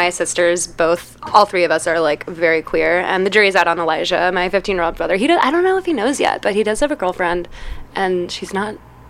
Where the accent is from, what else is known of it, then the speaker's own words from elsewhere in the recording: Chicago, Illinois, United States; I am originally from Chicago, from the area of Lakeview, but I have lived all over Chicago. I've also gone to school all over Chicago, so I feel like I've, like, just grown up all over the city.